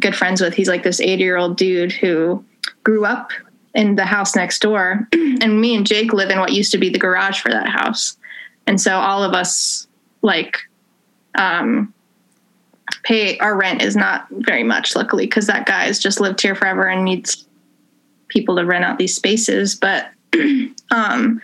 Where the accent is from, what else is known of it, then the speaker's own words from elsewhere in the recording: Greensboro, North Carolina, United States; moved away as an adult; now in Asheville, United States; I grew up in Greensboro, which like 2.5 hours east of here